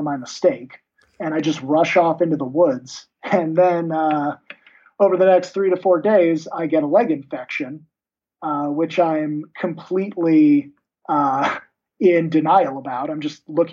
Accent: United States; being an American

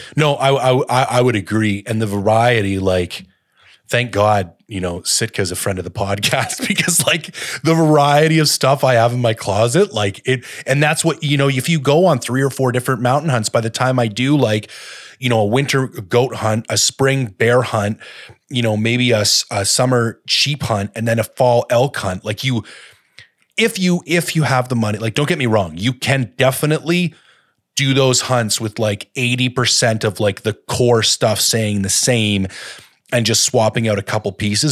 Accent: Canada; as a Canadian

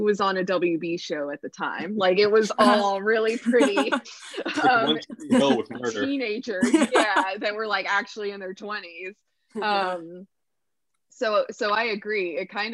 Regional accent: the Bible Belt, United States; I grew up in the Bible Belt

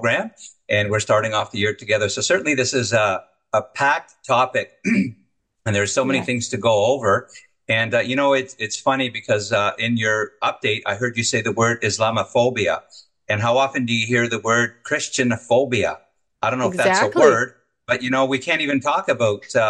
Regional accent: Montreal, Quebec, Canada; my hometown of Montreal

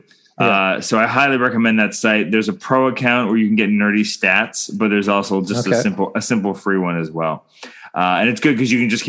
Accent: Canada

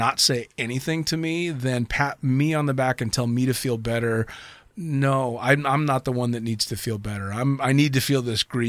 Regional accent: United States; for me being an American born and raised in the States where we have very different opinions of the Arabic world.

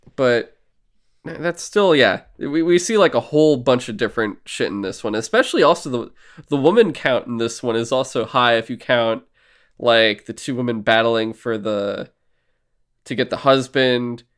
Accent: United States; I'm American

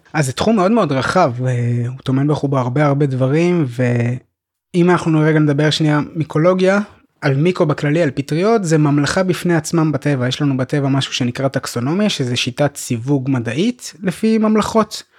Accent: Petah Tikva, Central District, Israel; moved away as an adult; also born or lived in Golan Heights; אני גדלתי בפתח תקווה

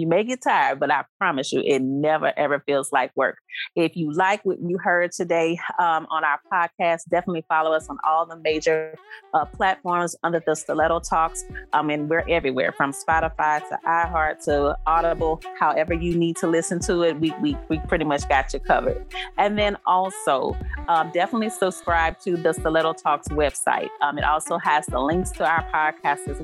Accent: Baton Rouge, Louisiana, United States; my hometown

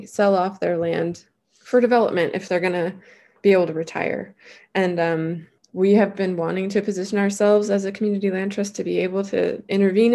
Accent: Flathead Valley, Montana, United States; That's where I grew up

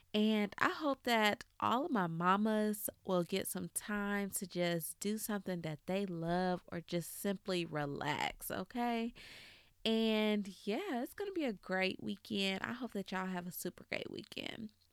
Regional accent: Cobb County, Georgia, United States; I'm from Cobb County, so that's all I knew

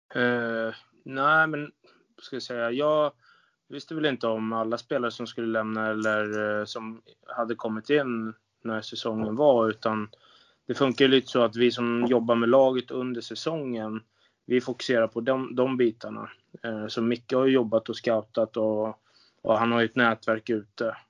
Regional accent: Sweden; also born or lived in Linköping / Austria / Kazakhstan; som svensk

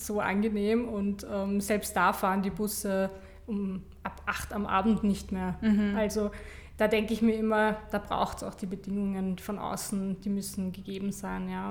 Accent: Vienna, Austria; Ich bin in Stammersdorf aufgewachsen

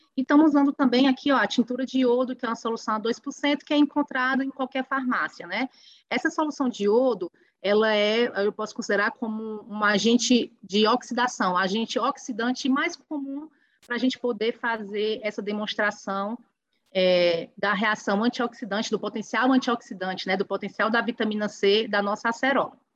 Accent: Ubajara, Ceará, Brazil; fica na cidade de Ubajara, que é uma cidade pequenininha, uma cidade que fica a 300 quilômetros de Fortaleza, da capital cearense, uma cidade aí com um pouco mais de 30 mil habitantes, que é o meu lugar, que é a cidade onde eu nasci

